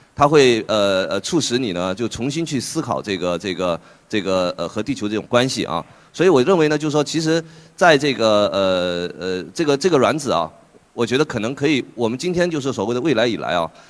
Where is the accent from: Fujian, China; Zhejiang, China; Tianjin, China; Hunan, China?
Fujian, China; Fuzhou; moved away; 我老家这个福州